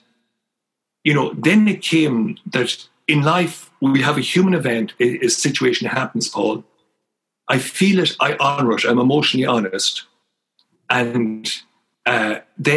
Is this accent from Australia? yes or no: no; Ireland; moved away; also born or lived in Ottawa; growing up in Dungimon